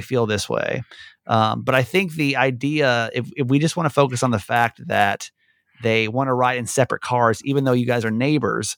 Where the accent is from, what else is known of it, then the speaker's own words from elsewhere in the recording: Georgia, United States; moved away; I'm from Georgia originally.